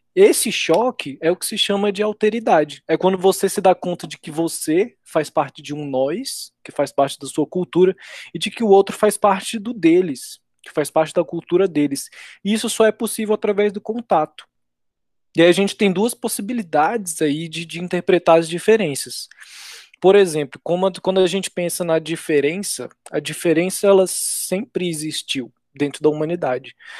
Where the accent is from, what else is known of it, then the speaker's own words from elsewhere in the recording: Brazil; nós mesmos brasileiros